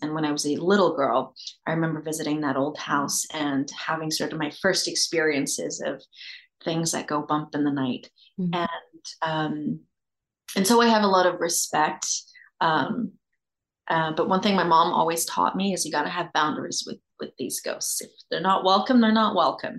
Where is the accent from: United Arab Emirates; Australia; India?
Australia; moved away; I grew up in Australia.